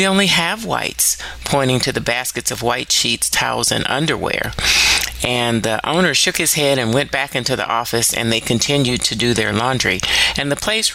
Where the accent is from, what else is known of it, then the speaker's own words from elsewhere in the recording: Louisiana, United States; When I was about five, growing up in Louisiana